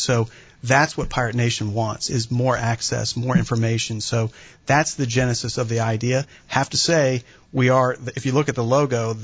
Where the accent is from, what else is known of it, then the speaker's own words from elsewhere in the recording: Richmond, Virginia, United States; moved away as an adult; now in Greenville, United States; my hometown of Richmond